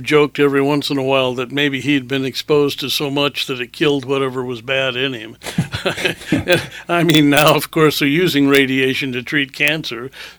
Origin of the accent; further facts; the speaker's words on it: Hanford, Washington, United States; born there; I was born in Hanford, Washington, not actually in the plant itself, but in the Army Hospital associated with it.